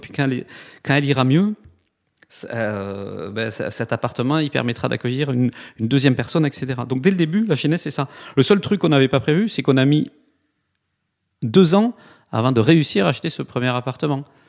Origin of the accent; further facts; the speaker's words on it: Toulouse, Occitania, France; accent: south-western; now in Nantes, France; j'ai du mal à le cacher dans mon accent, mais j'ai euh, une petite coloration du sud-ouest. Je suis de Toulouse. Voilà, je suis né à Toulouse